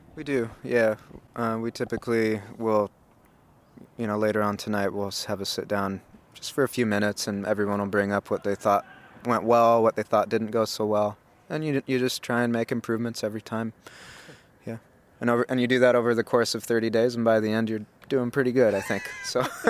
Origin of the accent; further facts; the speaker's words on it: United States; moved away; being an American